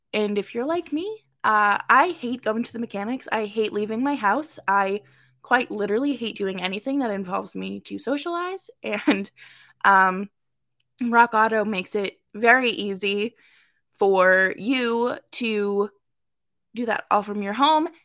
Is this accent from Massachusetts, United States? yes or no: yes; Massachusetts, United States; Dorchester kid, I'm from Massachusetts